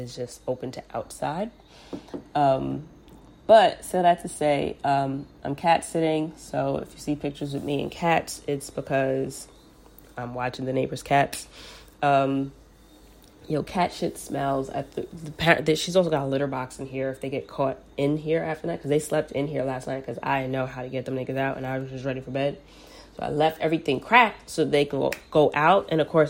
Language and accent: English; New York, United States; New York